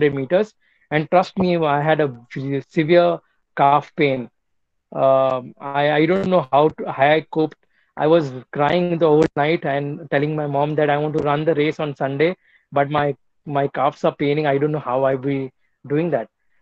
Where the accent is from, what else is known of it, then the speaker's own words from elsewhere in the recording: Mumbai, Maharashtra, India; I am from Bombay, born and brought up in Mumbai